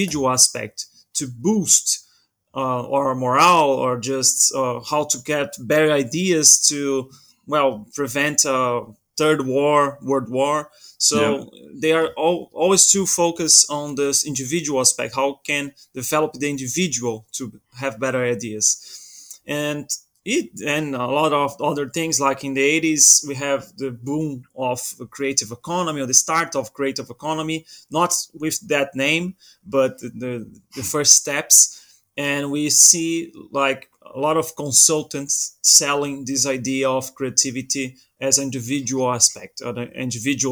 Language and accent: English; Brazil; now in Portugal; I'm originally from Brazil, but I live in Portugal now